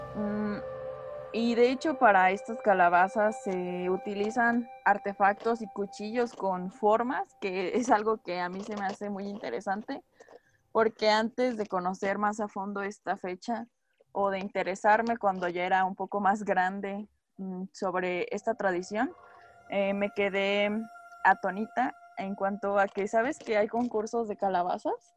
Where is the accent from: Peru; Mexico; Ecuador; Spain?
Mexico; nuestra tradición, la cual es del Día de Muertos